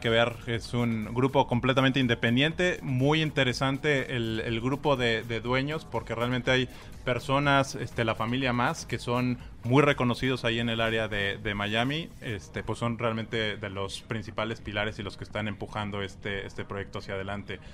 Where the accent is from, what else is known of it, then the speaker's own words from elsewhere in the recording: Mexico; soy mexicano